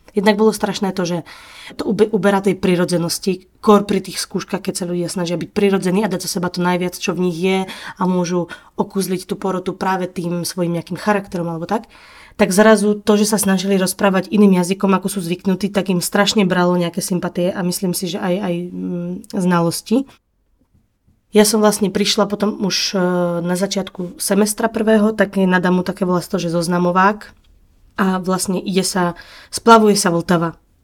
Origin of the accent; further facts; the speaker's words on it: Slovakia; first language Slovak; moved away as an adult; also born or lived in Czech Republic; now in Prague, Czech Republic; som Slovenka, ktorá v Čechách žije oveľa mm, kratší čas